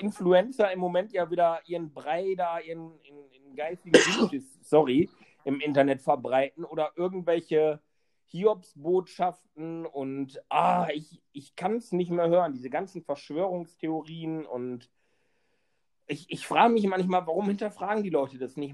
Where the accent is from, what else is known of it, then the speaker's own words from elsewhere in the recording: Wesel, North Rhine-Westphalia, Germany; in meiner Heimatstadt in Wesel